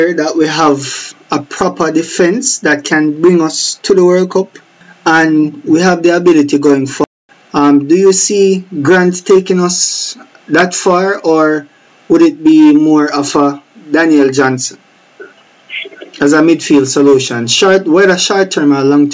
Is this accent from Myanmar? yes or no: no; Jamaica; us as the Jamaican public